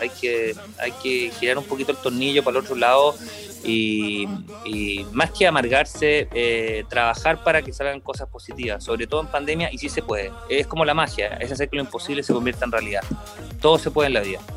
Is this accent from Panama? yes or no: no; Chile; como artista chileno en 20 años en el mundo de la magia